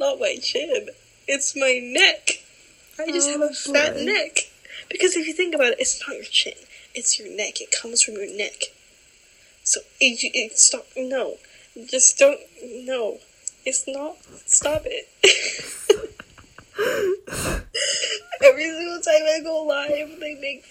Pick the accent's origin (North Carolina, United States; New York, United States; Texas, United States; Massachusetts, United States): Massachusetts, United States